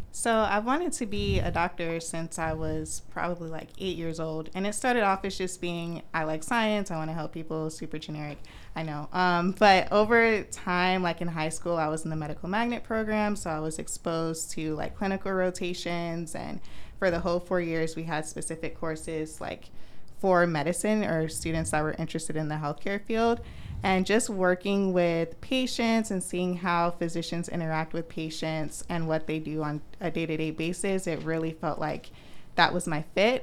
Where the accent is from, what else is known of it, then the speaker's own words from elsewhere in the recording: Orlando, Florida, United States; I'm from Orlando